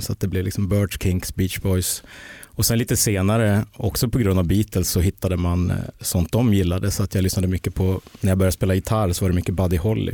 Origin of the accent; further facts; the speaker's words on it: Mora, Dalarna County, Sweden; Jag kommer från Dalarna